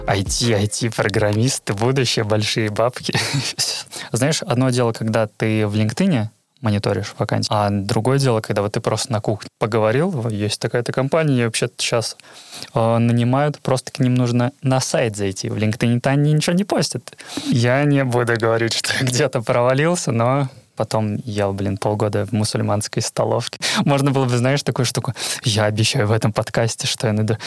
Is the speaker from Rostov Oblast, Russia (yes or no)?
no; Petrozavodsk, Republic of Karelia, Russia; first language Russian; moved away as an adult; now in Kirkkonummi, Finland; я из Петрозаводска, столица Карелии